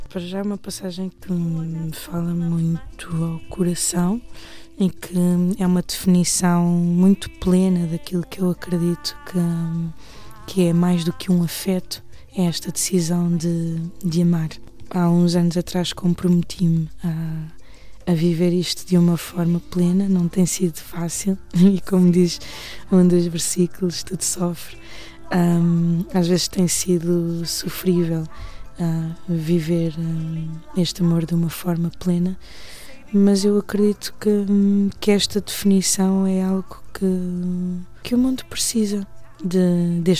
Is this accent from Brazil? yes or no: no; Portugal; also born or lived in Mozambique; mas nasci em Moçambique hum, num tempo de guerra civil em que a Frelimo e a Renamo lutavam para, hum, pelo poder e que lutaram até 90 e 92, a altura em que foram assinados os acordos de Lusaka. E vim para Portugal quando tinha seis anos.